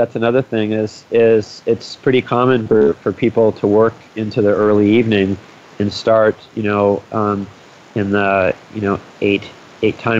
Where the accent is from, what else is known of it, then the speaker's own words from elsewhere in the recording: United States; as an American